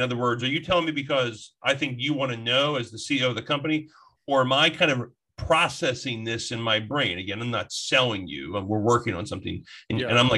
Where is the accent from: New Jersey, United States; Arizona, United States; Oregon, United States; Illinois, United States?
New Jersey, United States; I'm from Jersey